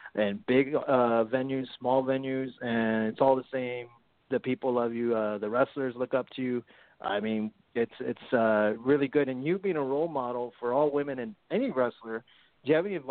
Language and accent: English; Corpus Christi, Texas, United States; my hometown of Corpus Christi